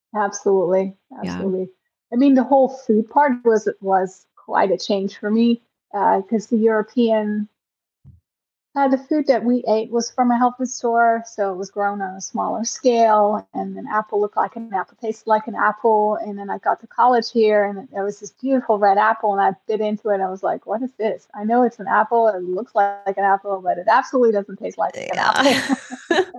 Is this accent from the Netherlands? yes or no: yes; Netherlands; I grew up in the Netherlands